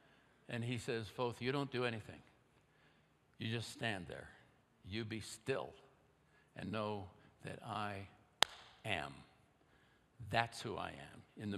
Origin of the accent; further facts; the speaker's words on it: Oakland, California, United States; also born or lived in India; I'm home now from India, 2 years. I'm a 9-year-old kid in Oakland, California, and we have a little bungalow there, 1920s, not a very big house.